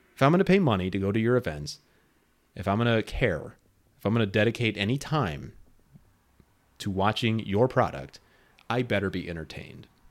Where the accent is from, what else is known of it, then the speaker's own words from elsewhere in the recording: Lemont, Illinois, United States; here in my hometown.